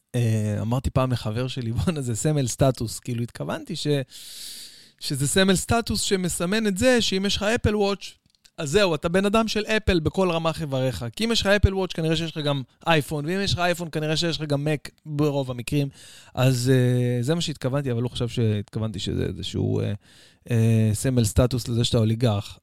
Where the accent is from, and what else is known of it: Israel